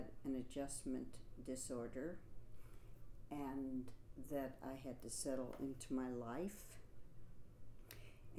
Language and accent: English; St. Louis, Missouri, United States; also born or lived in Manhattan, New York; now in New York, United States; I am from St. Louis, Missouri.